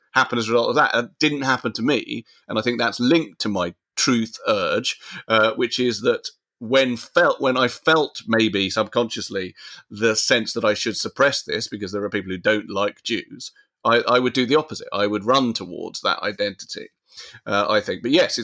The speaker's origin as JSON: {"language": "English", "country": "United Kingdom", "said": "strongly as British and a man of a certain age and, you know, a Chelsea fan and all sorts of other things that it's mixed in with."}